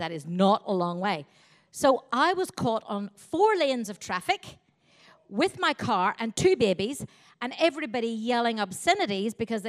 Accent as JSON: {"language": "English", "region": "Northern Ireland", "country": "United Kingdom", "tie": "born or raised there", "said": "My hometown in Northern Ireland"}